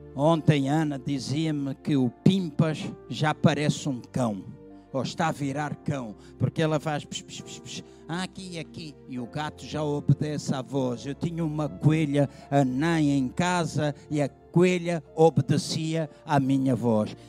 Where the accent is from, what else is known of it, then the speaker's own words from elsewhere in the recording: Angola; Eu nasci em Angola